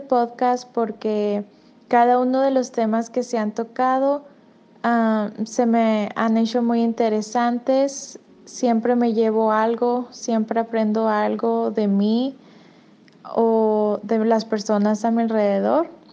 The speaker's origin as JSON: {"language": "Spanish", "country": "Mexico", "moved": "yes", "lives_now": "Albuquerque, United States", "said": "soy de México y escucho el podcast desde Albuquerque, Nuevo México"}